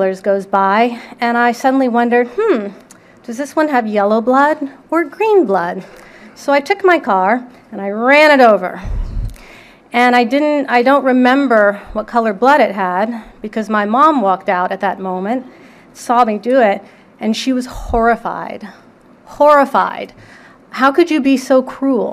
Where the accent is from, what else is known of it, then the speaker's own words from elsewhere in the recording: San Antonio, Texas, United States; I grew up in San Antonio, Texas